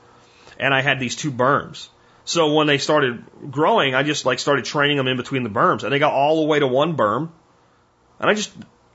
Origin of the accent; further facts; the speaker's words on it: Jacksonville, Florida, United States; I grew up in Jacksonville, Florida